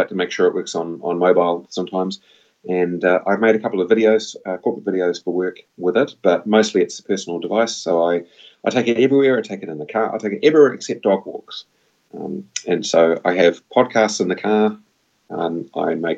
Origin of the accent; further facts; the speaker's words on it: New Zealand; I am from New Zealand. I live about an hour and a half south of Auckland